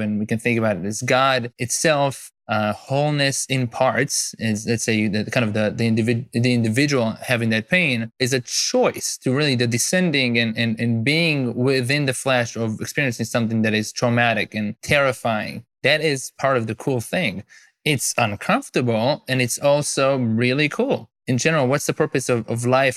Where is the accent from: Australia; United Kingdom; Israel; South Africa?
Israel; moved away as an adult; now in United States; I'm originally from Israel